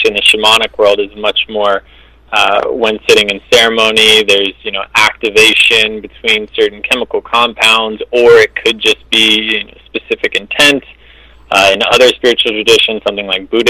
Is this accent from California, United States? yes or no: yes; California, United States; also born or lived in Ann Arbor, Michigan; I was born in Ann Arbor. I moved out to California when I was 5, so I've spent the majority of my life in California